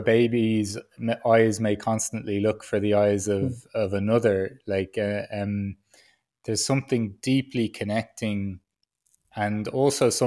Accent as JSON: {"language": "English", "country": "Ireland", "tie": "born or raised there", "said": "growing up as an Irish man"}